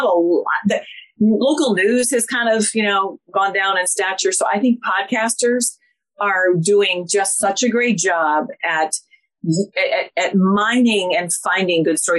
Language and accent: English; Columbus, Ohio, United States; I'm a good Midwest girl.